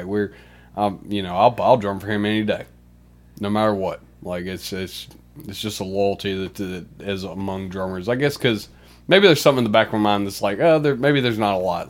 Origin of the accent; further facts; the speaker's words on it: Union, Mississippi, United States; I grew up in Union, Mississippi, small town.